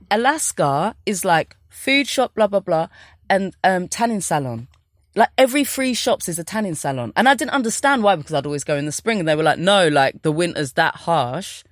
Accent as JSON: {"language": "English", "region": "London", "country": "United Kingdom", "tie": "born or raised there", "also_born_or_lived": "New York, United States", "moved": "as an adult", "said": "I grew up in Brixton"}